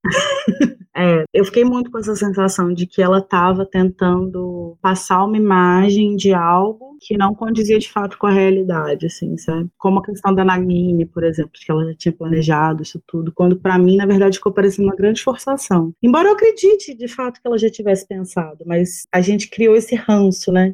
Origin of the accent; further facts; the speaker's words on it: Minas Gerais, Brazil; eu sou de Minas